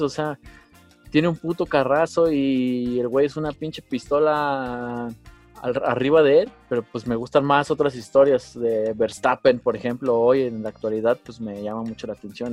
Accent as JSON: {"language": "Spanish", "country": "Mexico", "said": "a mí como mexicano"}